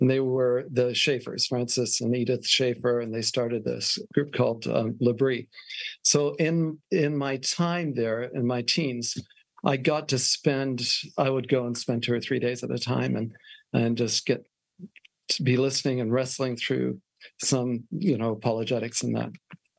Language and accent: English; Wales, United Kingdom; moved away as an adult; also born or lived in Switzerland; now in Australia; so I was born in Switzerland, Canadian parents, educated in Wales, and moved to Australia when I was 18